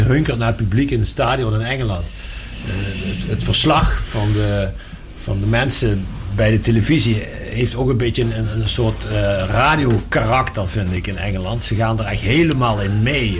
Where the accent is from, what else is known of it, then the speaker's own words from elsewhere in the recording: Meerssen, Limburg, Netherlands; also born or lived in Maastricht; Ik kom er wel uit Meersen, maar eh, Maastricht is mijn, mijn centrum.